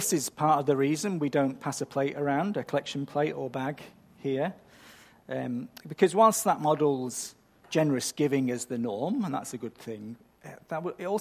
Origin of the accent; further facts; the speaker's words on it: United Kingdom; I'm British, so I'm culturally predisposed to being overly polite